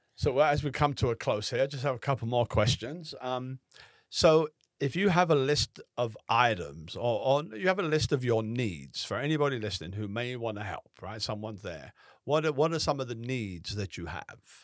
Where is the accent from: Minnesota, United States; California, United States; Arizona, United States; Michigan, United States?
California, United States; Southern; moved away; I'm from Southern California